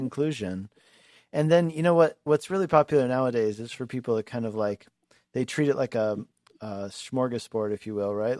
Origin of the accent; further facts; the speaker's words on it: Lakewood, Colorado, United States; I actually went to school there when I was a kid. I grew up in Lakewood.